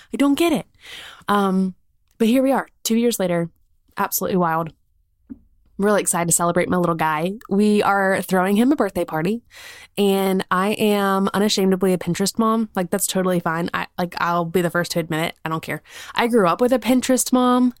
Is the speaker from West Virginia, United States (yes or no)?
no; South Carolina, United States; moved away as an adult; now in Birmingham, United States; We're from South Carolina. Like, that's where our family is. We currently live in Birmingham.